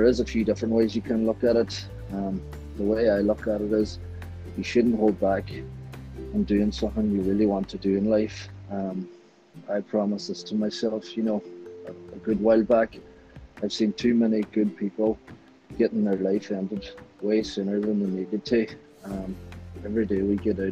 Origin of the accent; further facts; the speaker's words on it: Burnfoot, County Donegal, Ireland; moved away as an adult; also born or lived in Buncrana / West London; now in London, United Kingdom; I'm from Burnfoot. I'm 26 years old. I went to school in Crana College, the tech. In Buncrana. I'm living in West London now at the minute, this last 6 years